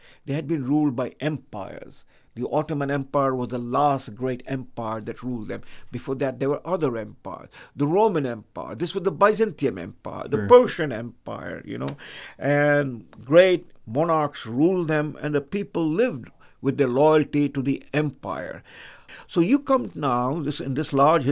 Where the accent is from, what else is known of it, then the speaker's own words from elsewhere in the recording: India; English is a second language; I am an Indian. I speak in English language. This is not my mother tongue